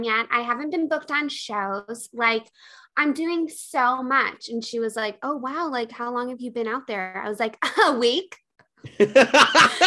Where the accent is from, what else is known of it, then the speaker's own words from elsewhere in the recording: Chicago, Illinois, United States; also born or lived in Los Angeles; now in New York, United States; I'm in New York. I used to be in LA. I grew up in Chicago.